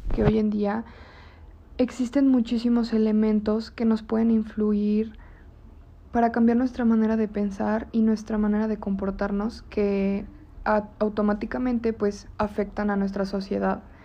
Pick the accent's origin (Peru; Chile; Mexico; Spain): Mexico; León, Guanajuato; como leoneses, hasta como mexicanos